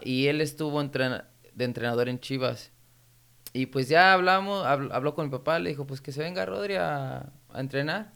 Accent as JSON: {"language": "Spanish", "town": "Santa Barbara", "region": "California", "country": "United States", "tie": "born or raised there", "also_born_or_lived": "Guadalajara, Mexico / Ventura, California", "moved": "as an adult", "lives_now": "Sacramento, United States", "said": "de donde yo soy, de Santa Bárbara"}